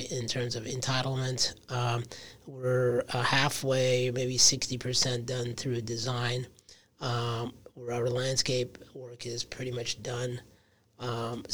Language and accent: English; Michigan, United States; moved away as an adult; also born or lived in Brooklyn, New York / Manhattan, New York / California; I grew up in Michigan.